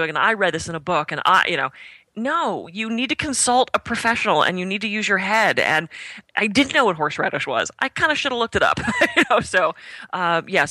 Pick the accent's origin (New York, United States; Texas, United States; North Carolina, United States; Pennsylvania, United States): Pennsylvania, United States; Pittsburgh; moved away as an adult; also born or lived in California; I grew up in Pittsburgh, and we didn't have access in the 80s and early 90s to things like bulk herb stores. So when I moved to California